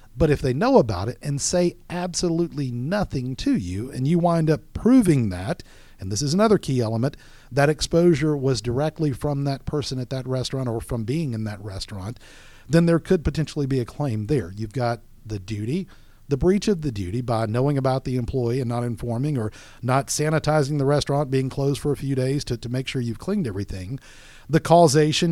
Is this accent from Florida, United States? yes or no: yes; Florida, United States; now in Georgia, United States; I'm from Florida